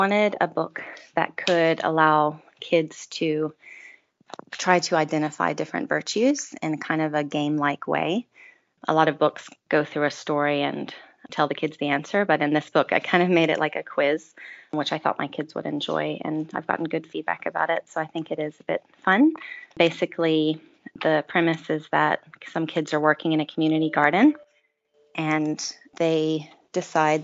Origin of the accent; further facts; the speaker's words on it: Asheville, North Carolina, United States; I grew up in Asheville, North Carolina, in the U.S.